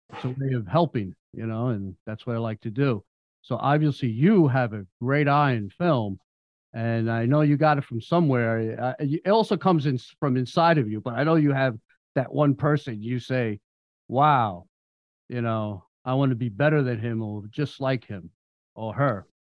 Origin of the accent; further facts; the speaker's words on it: New York, United States; moved away as an adult; now in Florida, United States; I'm from New York and um, I came here two years ago before the pandemic